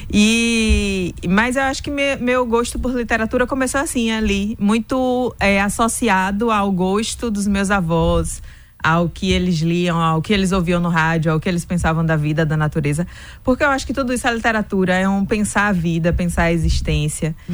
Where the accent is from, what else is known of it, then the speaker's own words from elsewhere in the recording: Irajuba, Bahia, Brazil; also born or lived in Santa Inês; eu sou do Vale do Rio Jiquiriçá, de uma comunidade rural que o nome é o Charco, que fica é. no município de Irajuba. Aí eu sempre transitei entre Irajuba e Santenês, que é, são as duas cidades mais próximas do Charco.